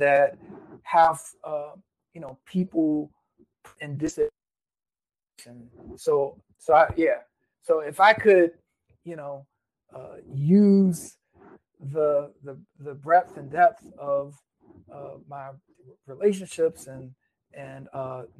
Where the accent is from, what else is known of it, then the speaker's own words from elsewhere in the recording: Virginia Beach, Virginia, United States; now in Los Angeles, United States; I grew up in the Virginia area, like around the Virginia Beach area.